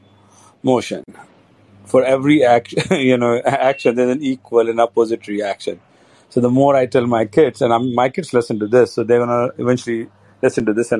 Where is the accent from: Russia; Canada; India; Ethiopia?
India; moved away as an adult; being an Indian